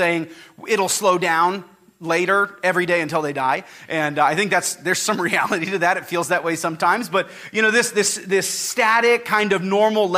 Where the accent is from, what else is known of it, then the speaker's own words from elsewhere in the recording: Napa, California, United States; now in Bakersfield, United States; the place I grew up in Napa, we had four seasons